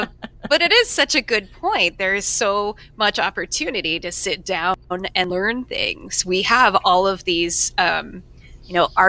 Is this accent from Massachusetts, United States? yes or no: yes; Worcester, Massachusetts, United States; as a native New Englander